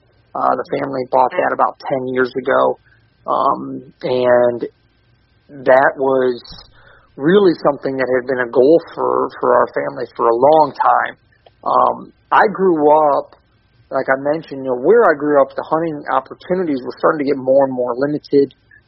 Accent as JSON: {"language": "English", "country": "Canada", "tie": "born there", "said": "So he actually shot a moose the day I was born in Canada."}